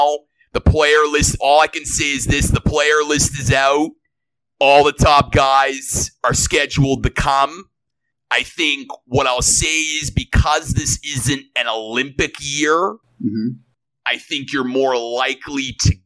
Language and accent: English; Toronto, Ontario, Canada; I'm from Toronto